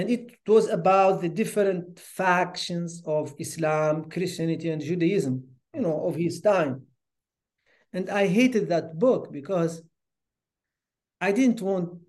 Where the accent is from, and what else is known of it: Nouakchott, Mauritania; born or raised there; moved away as an adult; also born or lived in Rosso, Mauritania / Duisburg, Germany / Canada